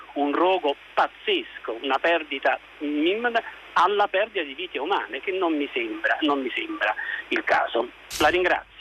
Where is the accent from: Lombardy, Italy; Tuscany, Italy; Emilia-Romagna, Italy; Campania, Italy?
Campania, Italy; Naples; da buon napoletano